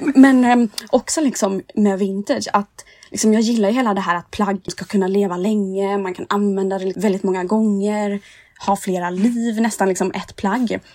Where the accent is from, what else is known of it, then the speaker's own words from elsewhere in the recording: Nässjö, Jönköping County, Sweden; moved away as an adult; now in Stockholm, Sweden; jag kommer från Nässjö i Småland